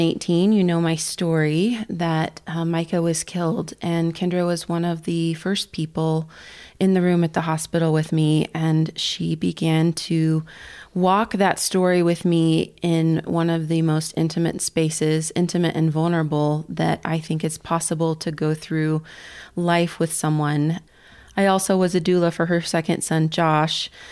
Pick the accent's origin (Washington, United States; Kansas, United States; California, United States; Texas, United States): Kansas, United States; now in Colorado Springs, United States; the church that I grew up in back in Kansas